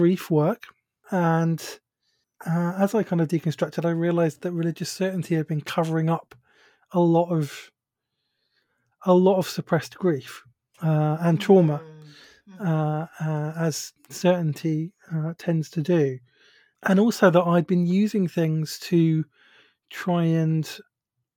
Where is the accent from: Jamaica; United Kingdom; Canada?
United Kingdom; accent: British; if you recognize my accent, you'll know that I'm from the UK, so I have a British accent. I live near London.